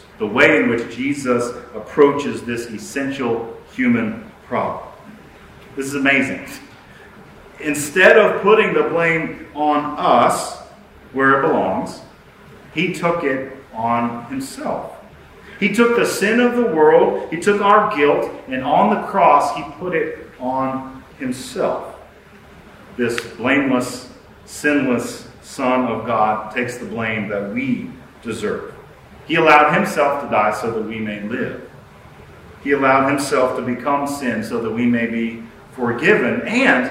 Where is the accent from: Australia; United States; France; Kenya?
United States; to live in the United States. But I will say it's been tough lately, being an American